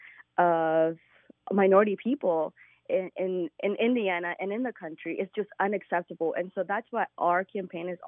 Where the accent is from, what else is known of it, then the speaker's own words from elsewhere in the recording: Mexico; I'm from Mexico, and there's so much hypocrisy in my country with race